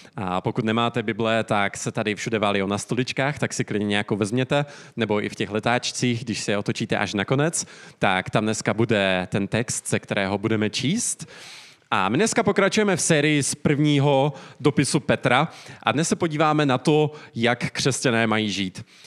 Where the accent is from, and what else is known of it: Czechia